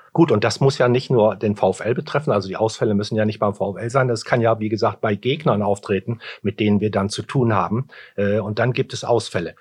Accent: Bramsche, Lower Saxony, Germany; ich komme aus Bramsche

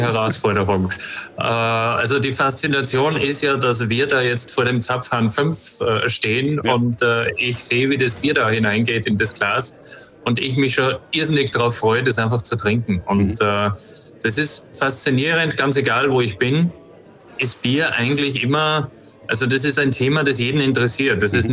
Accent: Austria; ich bin ja aus Österreich

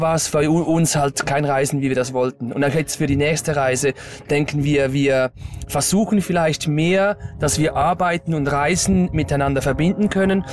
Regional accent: Stäfa, Zurich, Switzerland; ich komme aus der Schweiz, also genau aus Stäfer. Das ist am Zürichsee

